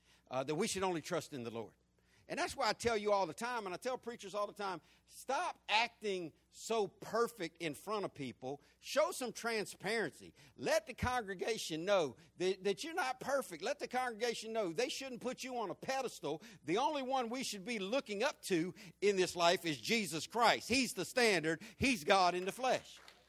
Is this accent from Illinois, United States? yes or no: no; Florida, United States; When I grew up in Florida, we had what our governor back then called old what? Old Sparky.